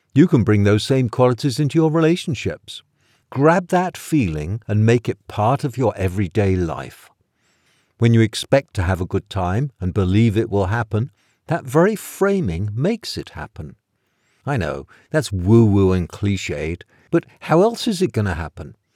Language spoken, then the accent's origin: English; England, United Kingdom; moved away; I'm from England, which doesn't have Thanksgiving